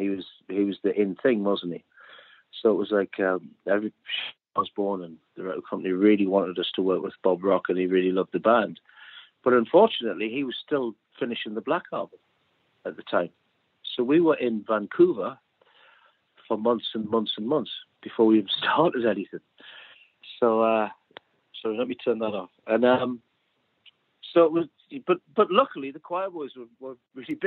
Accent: Newcastle upon Tyne, North East England, United Kingdom; Newcastle, my hometown

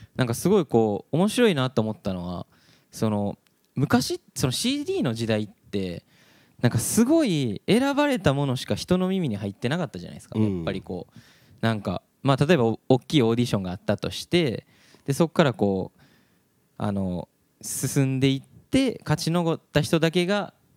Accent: Hyogo, Japan; 俺みんなね兵庫に生まれて、もう周り山だらけやったんで

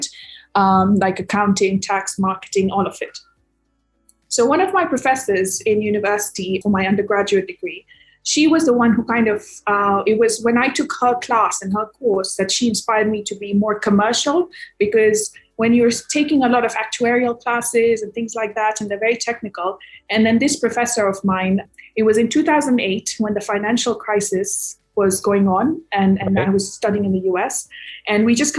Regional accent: Kenya; moved away as an adult; also born or lived in United States / London; I grew up in Kenya and then I moved to the US for my undergraduate degree in finance and actuarial science

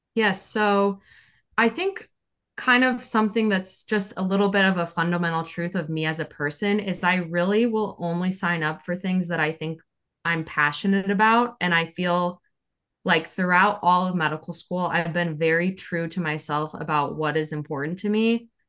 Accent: Omaha, Nebraska, United States; moved away as an adult; also born or lived in Chicago, Illinois; now in South Carolina, United States; So I'm originally from Omaha, Nebraska

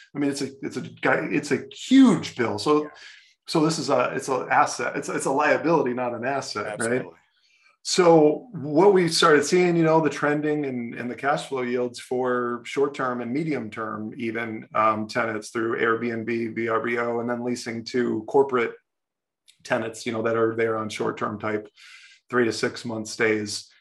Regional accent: Ohio, United States; I grew up in Ohio

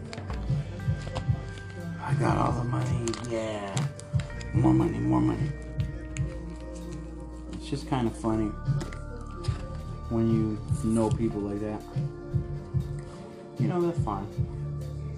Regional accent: United States; I'm just an American

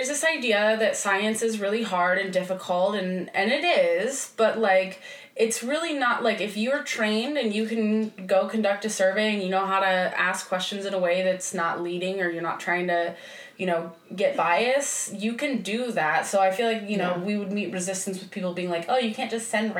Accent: Ohio, United States; moved away; also born or lived in Florida; I grew up in Ohio and the area I grew up in was pretty conservative

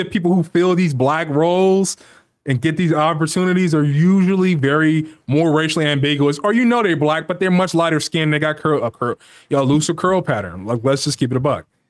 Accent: United States; we're Americans. Of course, that's our nationality, but it gets broken up further that we're Black Americans.

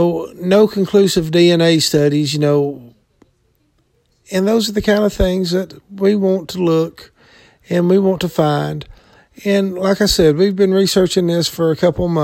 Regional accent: the South, United States; I'm from the South, been in the woods all my life

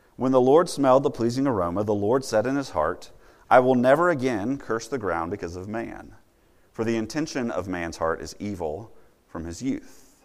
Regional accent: Virginia, United States; as a little kid growing up in Virginia

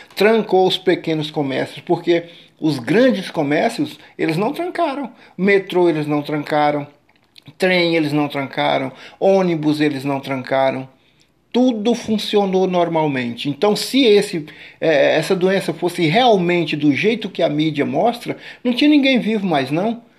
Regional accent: Brazil; sou brasileiro, nasci no Brasil, cresci no Brasil, tenho 59 anos aqui no Brasil, nunca saí para fora

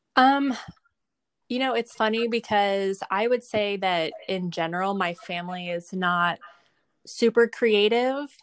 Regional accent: Indianapolis, Indiana, United States; also born or lived in Michigan / Nashville, Tennessee; we moved to Indiana when I was pretty young, and I've lived here most of my life. So I I went to school here.

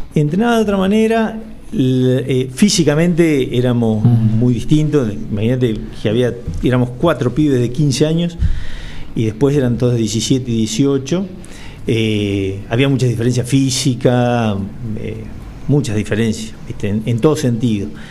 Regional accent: Los Toldos, Buenos Aires, Argentina; yo soy nacido y criado en Los Toldos

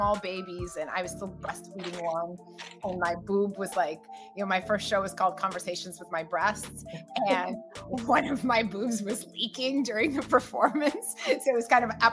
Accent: United States; first language Russian; English is a second language; also born or lived in Russia; I was born in Russia and I immigrated to America, and we came here as political refugees

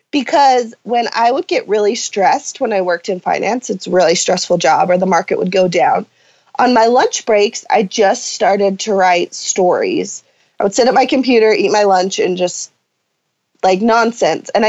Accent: Salem, Utah, United States; I grew up on a ranch a slash farm. Um, my dad is a horse trainer, so outside all the time. Enjoyed life um, in a small town.

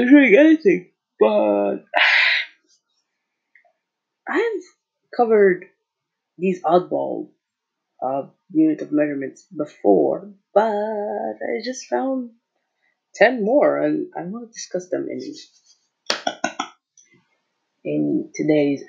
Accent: Algeria; I'm from Algeria, so I'm African

